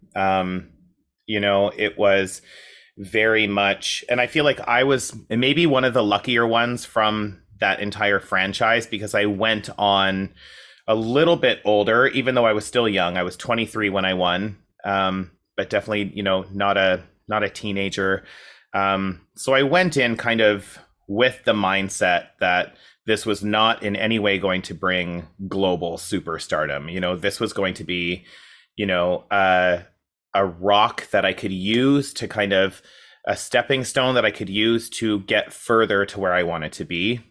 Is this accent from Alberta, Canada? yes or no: yes; Coaldale, Alberta, Canada; moved away as an adult; now in Toronto, Canada; a town called Coaldale